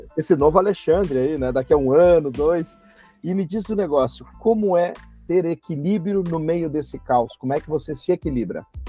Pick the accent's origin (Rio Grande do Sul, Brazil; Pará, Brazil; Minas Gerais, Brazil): Rio Grande do Sul, Brazil; Passo Fundo; moved away; minha cidade natal, que é Passo Fundo, no Rio Grande do Sul